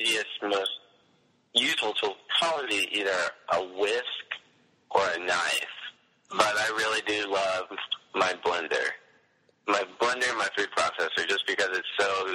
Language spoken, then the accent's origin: English; Australia; I'm a YouTuber from Australia